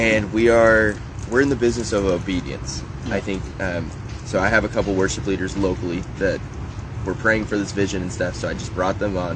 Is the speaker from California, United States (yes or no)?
yes; Los Angeles, California, United States; moved away as an adult; now in Oregon, United States; being an athlete from